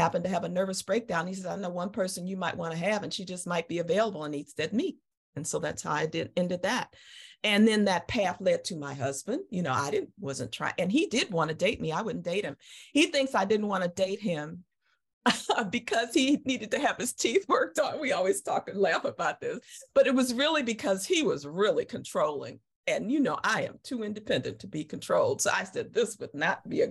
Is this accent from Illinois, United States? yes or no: yes; Chicago, Illinois, United States; moved away as an adult; came to Chicago and my hometown and lived with my dad